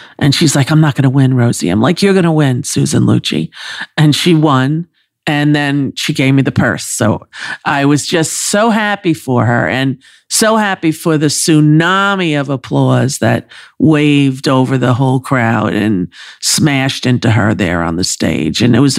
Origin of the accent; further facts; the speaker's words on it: New York, United States; I was raised on Long Island